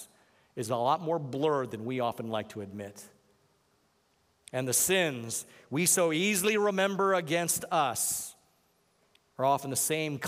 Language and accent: English; Hawaii, United States; I'm from Hawaii